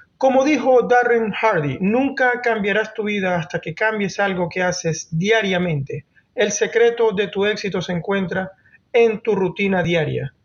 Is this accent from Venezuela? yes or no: yes; Venezuela; moved away as an adult; now in Norway; primero en Venezuela, que es el país de donde vengo, y los últimos 11 años aquí en Noruega